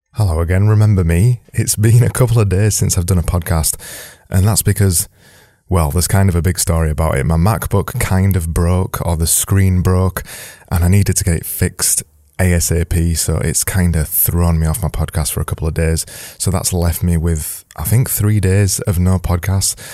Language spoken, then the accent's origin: English; United Kingdom; I'm British